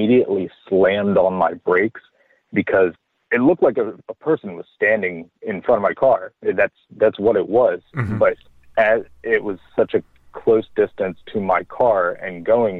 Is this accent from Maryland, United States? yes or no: yes; Maryland, United States; moved away as an adult; also born or lived in North Carolina; I'm born and raised in Maryland, and right out of high school, I took off and moved to North Carolina, just north of Charlotte